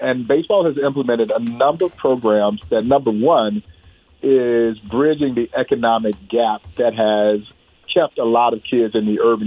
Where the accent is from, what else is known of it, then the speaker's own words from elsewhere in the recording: Crawfordville, Georgia, United States; growing up in Crawfordville, Georgia